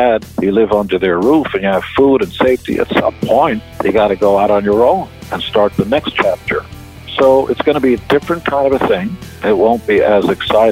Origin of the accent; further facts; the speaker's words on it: Israel; now in United States; I come from Israel, the promised land